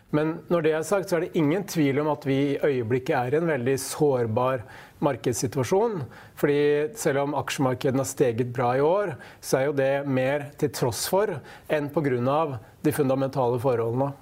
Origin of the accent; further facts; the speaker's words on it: Hamar, Innlandet, Norway; på Hamar, der jeg kommer fra